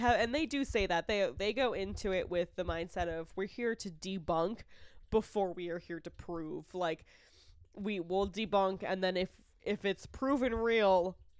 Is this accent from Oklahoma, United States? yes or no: no; Franklin, Massachusetts, United States; I grew up in Franklin, Massachusetts.